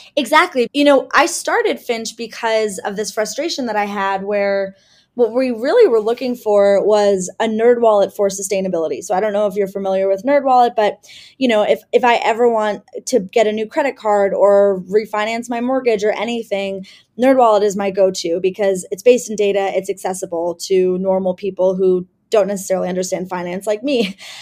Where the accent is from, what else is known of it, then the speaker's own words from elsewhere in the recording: Cleveland, Ohio, United States; moved away; I am originally from Cleveland, Ohio, and that was a really interesting place to grow up